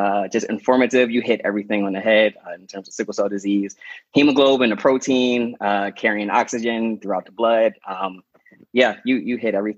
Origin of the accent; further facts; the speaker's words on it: Philadelphia, Pennsylvania, United States; I grew up here in Philadelphia, West Philly.